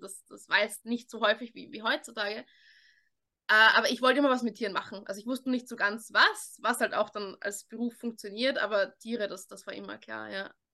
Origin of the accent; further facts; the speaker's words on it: Vienna, Austria; weil ich in so einer kleinen Gemeindebauwohnung aufgewachsen bin in Wien.